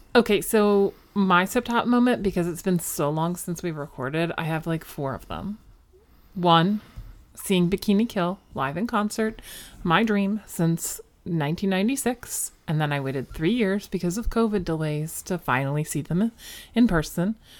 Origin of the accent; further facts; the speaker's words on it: Philadelphia suburbs, Pennsylvania, United States; I grew up in Philly. I grew up in the Philly suburbs. Delco, represent.